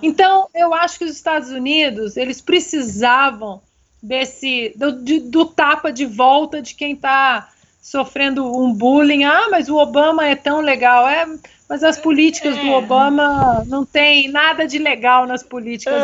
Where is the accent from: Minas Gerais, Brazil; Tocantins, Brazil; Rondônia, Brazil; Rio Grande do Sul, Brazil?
Minas Gerais, Brazil; eu como uma boa mineira